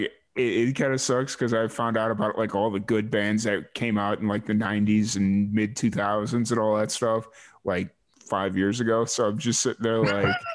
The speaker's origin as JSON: {"language": "English", "town": "Chicago", "region": "Illinois", "country": "United States", "tie": "born or raised there", "said": "growing up in Chicago, the greater Chicagoland area"}